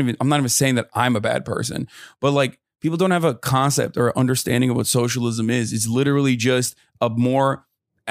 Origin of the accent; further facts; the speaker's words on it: Turkey; moved away as an adult; now in United States; I grew up in Turkey.